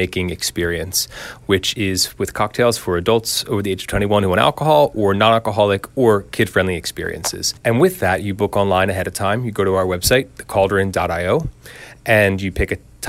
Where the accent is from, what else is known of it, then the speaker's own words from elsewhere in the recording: Marlton, New Jersey, United States; moved away as an adult; also born or lived in Dublin, Ireland; now in London, United Kingdom; And I'm from South Jersey. I'm from Marlton. I went to Cherokee High School